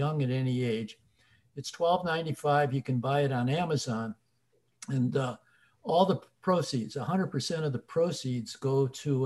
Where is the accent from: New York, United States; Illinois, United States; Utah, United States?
Illinois, United States; Chicago; moved away; We're from Chicago originally